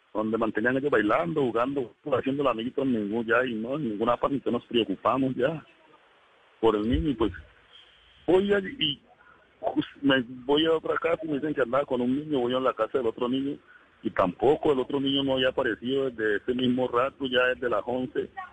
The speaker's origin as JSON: {"language": "Spanish", "town": "El Doncello", "region": "Caquetá", "country": "Colombia", "tie": "born or raised there", "moved": "as an adult", "lives_now": "Cali, Colombia", "said": "Yo vivía en el Caquetá. Yo nací en el Caquetá."}